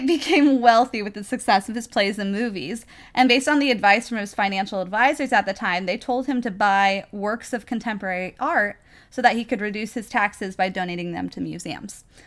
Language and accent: English; Wichita, Kansas, United States; moved away; I was born in Wichita